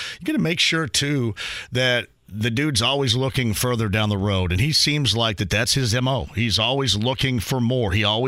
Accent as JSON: {"language": "English", "region": "Southern Indiana", "country": "United States", "said": "I'm from Southern Indiana, too."}